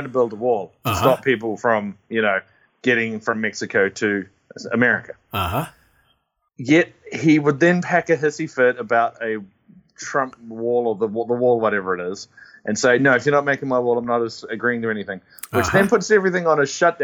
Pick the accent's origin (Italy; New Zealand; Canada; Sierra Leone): New Zealand; now in Australia; I'm actually from New Zealand.